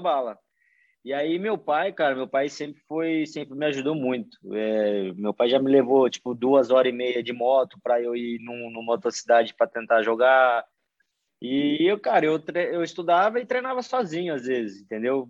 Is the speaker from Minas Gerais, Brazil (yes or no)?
no; Morro Agudo, São Paulo, Brazil; moved away; eu sou de uma cidade do interior de São Paulo, chama Morro Agudo, minha cidade. É uma cidade bem pequena, é ali perto de Ribeirão Preto